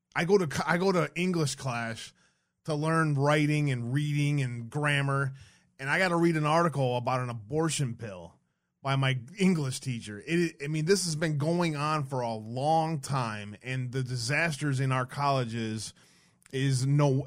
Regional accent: Detroit, Michigan, United States; I grew up in Detroit.

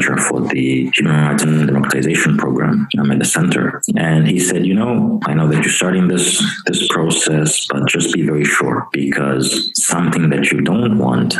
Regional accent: Angola; I come from Angola, and I understand the realities of Angola.

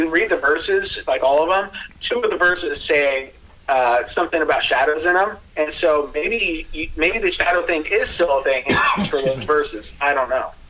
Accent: Pacific Northwest, United States; Hey, but we're from Pacific Northwest

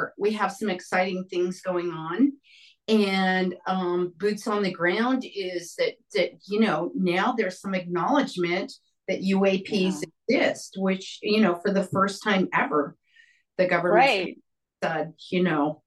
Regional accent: New Mexico, United States; also born or lived in Roswell, New Mexico / Santa Fe, New Mexico; Growing up in New Mexico and Roswell, Santa Fe

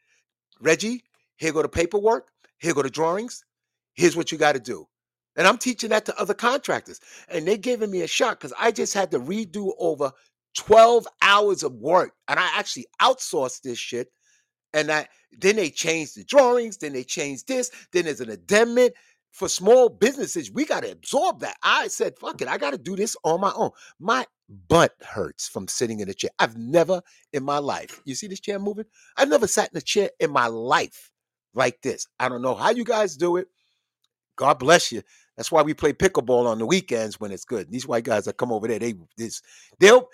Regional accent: the South, United States; also born or lived in Brooklyn; I'm from the South

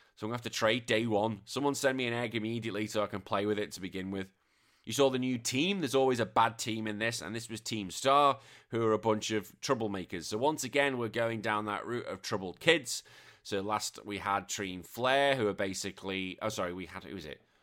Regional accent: England, United Kingdom; now in Australia; I'm British and I'm English

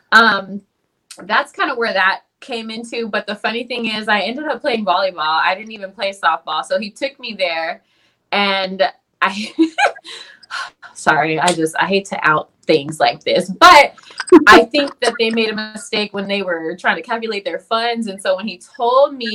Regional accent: San Antonio, Texas, United States; moved away as an adult; also born or lived in Mississippi; now in San Diego, United States; I'm from San Antonio, so where I'm from is like a nice melting pot

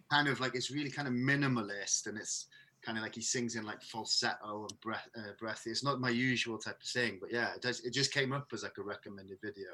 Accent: Merthyr Tydfil, Wales, United Kingdom; now in Bristol, United Kingdom; I'm, I'm originally from the from the valleys, and I don't know why. In Merthyr Tydfil, in particular

